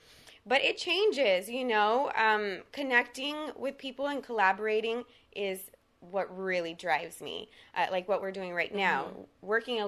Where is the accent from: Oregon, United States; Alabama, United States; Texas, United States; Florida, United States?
Texas, United States; first language Spanish; English is a second language; now in Los Angeles, United States; I'm from Texas, so, you know, people have their ideas in Texas for the most part.